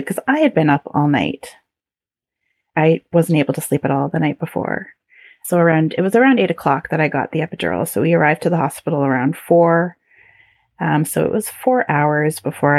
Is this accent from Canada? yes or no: yes; Canada; being very Canadian